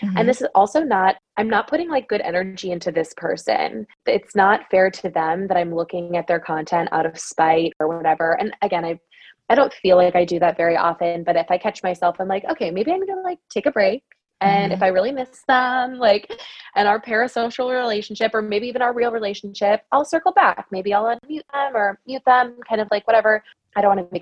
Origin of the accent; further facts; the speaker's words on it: Wisconsin, United States; I'm from Wisconsin